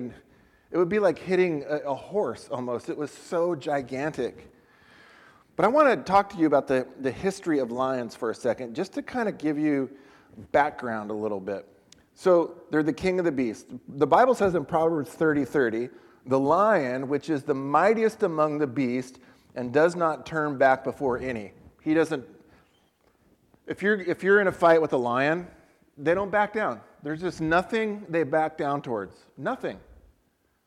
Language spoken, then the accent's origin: English; San Diego, California, United States; I was born in San Diego, but we've both found our lives living in Central California